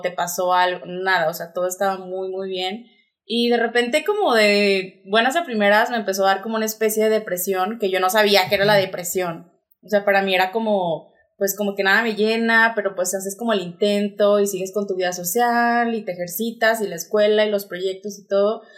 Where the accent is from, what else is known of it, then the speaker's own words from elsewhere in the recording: Torreón, Coahuila, Mexico; also born or lived in Monterrey; yo soy de aquí de Torreón, Coahuila. Eh, estudié diseño de modas. Toda mi vida estuve aquí.